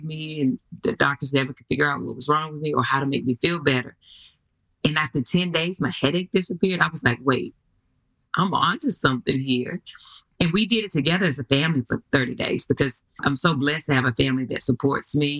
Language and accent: English; North Carolina, United States; I'm from North Carolina